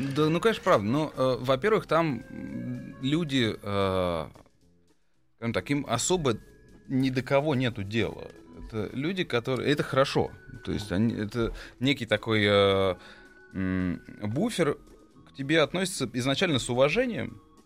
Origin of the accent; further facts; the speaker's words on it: Moscow, Russia; also born or lived in Izhevsk, Russia / United States; Я вообще родился в Ижевске, угу. потом переехал в Москву, вырос в Москве